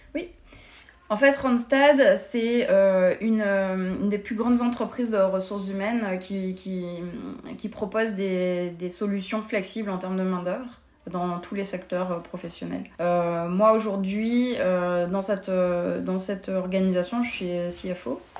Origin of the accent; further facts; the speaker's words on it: France; moved away as an adult; also born or lived in Paris; now in Montreal, Canada; en tant que française